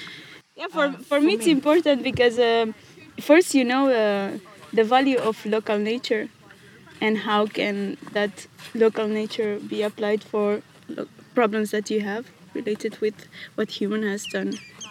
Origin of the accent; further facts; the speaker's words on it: Romania; moved away as an adult; now in Dundee, United Kingdom; I'm from Romania, and together with a bunch of other international people, we are doing volunteer with the Scottish Wildlife Trust in Dundee for a year.